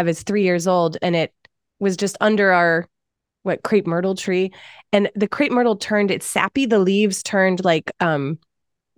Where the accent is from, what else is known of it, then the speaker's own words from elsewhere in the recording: Massachusetts, United States; moved away; So I'm from the East Coast. I'm from Massachusetts.